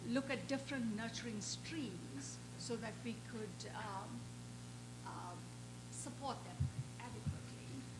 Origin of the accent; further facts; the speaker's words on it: South Africa; I'm from South Africa.